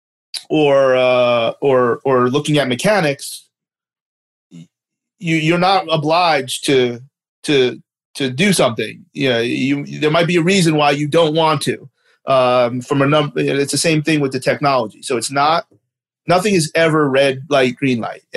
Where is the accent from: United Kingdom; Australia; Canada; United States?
Canada; accent: Canadian; my Canadian accent